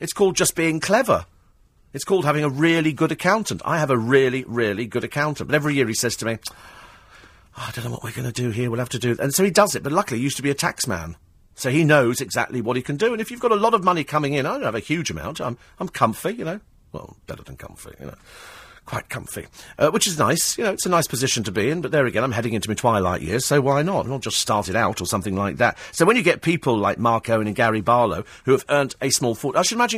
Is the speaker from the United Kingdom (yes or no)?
yes; United Kingdom; a time to be proud of being British, something that perhaps we don't do as often as we should